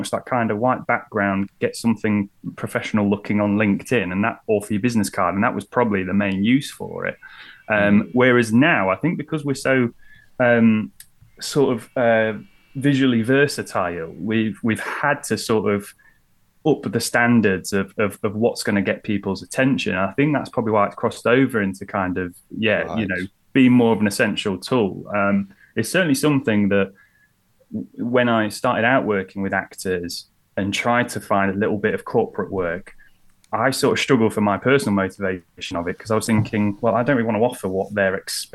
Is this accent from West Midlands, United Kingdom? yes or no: no; Lincolnshire, East Midlands, United Kingdom; also born or lived in London; now in Lincoln, United Kingdom; I'm from Lincolnshire